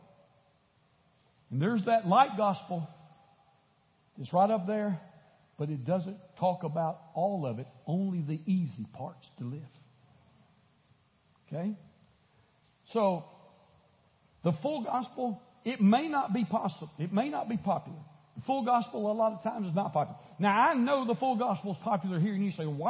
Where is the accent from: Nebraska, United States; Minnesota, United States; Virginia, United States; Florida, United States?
Florida, United States; now in Houston, United States; I grew up in Florida.